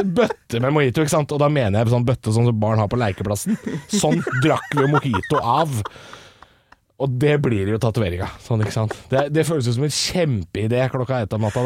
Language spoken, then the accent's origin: Norwegian; Drammen, Buskerud, Norway; Jeg er fra eller andre siden av byen, men jeg er fra Drammen